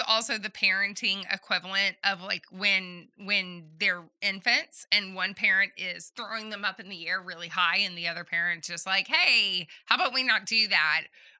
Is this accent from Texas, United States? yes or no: yes; Texas, United States; Oh, I don't know, because I'm from Southeast Texas